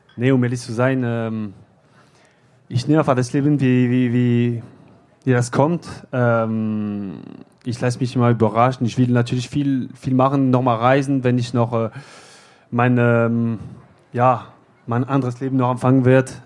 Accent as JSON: {"language": "German", "country": "France", "second_language": "German", "moved": "as an adult", "lives_now": "Bochum, Germany", "said": "in Frankreich, ja, äh, in meiner Heimat"}